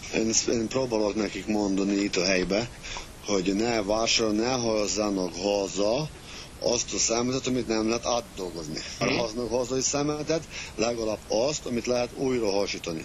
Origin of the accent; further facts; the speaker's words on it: Transcarpathia, Zakarpattia Oblast, Ukraine; also born or lived in Hungary; itt nőttem föl, itt vannak az ismerősöm